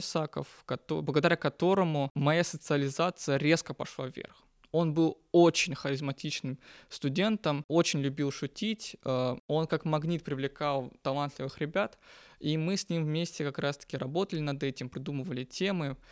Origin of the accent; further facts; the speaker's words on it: North Caucasus, Russia; moved away as an adult; now in Moscow, Russia; Я родом из Северного Кавказа